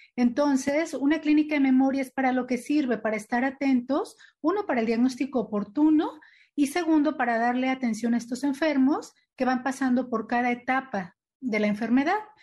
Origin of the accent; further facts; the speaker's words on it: Mexico; como mexicanos nos hemos adaptado